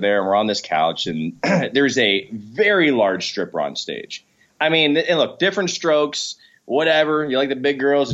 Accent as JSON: {"language": "English", "region": "South Florida", "country": "United States", "tie": "born or raised there", "lives_now": "Tampa, United States", "said": "I grew up in South Florida"}